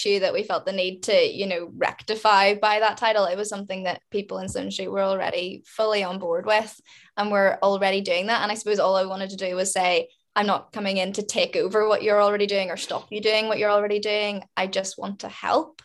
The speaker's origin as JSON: {"language": "English", "town": "Lurgan", "region": "Northern Ireland", "country": "United Kingdom", "tie": "born or raised there", "said": "we grew up in Lurgan"}